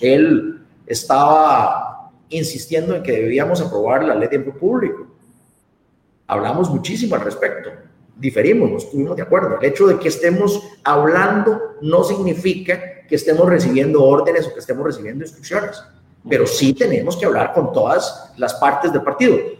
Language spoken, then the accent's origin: Spanish; Costa Rica; los costarricenses